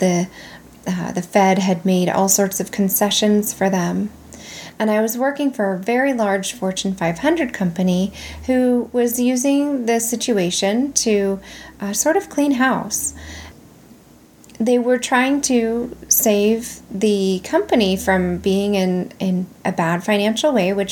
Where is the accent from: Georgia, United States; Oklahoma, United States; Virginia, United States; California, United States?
California, United States; moved away as an adult; also born or lived in Nevada; I made a big girl decision to leave my home state of California and move to Nevada.